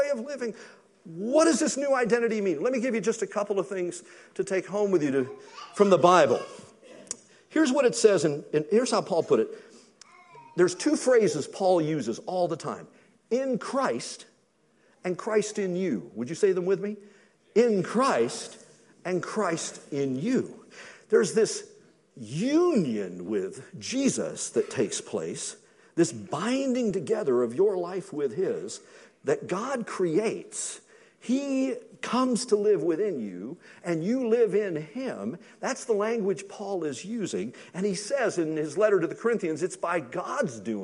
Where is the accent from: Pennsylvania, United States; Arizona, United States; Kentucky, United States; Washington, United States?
Kentucky, United States; I'm from Kentucky.